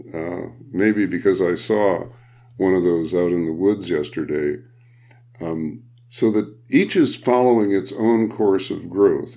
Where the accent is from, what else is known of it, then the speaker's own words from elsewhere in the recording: Midwest, United States; I'm a Midwesterner